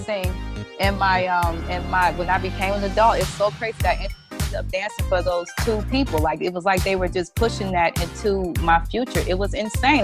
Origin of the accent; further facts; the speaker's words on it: Detroit, Michigan, United States; i'm from detroit